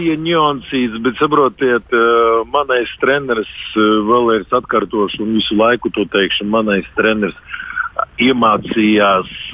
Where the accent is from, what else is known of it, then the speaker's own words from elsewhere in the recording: Dobele, Dobele Municipality, Latvia; Visi mēs esam no Dobeles. Es, treneris, Artūrs, Rītvars, visi mēs esam no maziņas pilsētas Dobeles